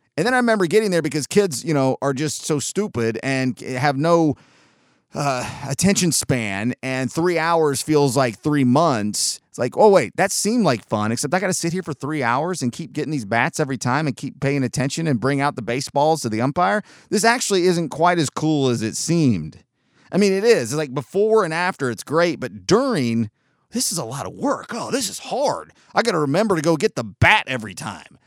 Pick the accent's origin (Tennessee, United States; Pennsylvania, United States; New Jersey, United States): Tennessee, United States; Chattanooga; also born or lived in San Diego, California / Georgia; my entire life, though I've been back to Southern California where I was born in San Diego a couple of times, I am a Chattanooga, Tennessee guy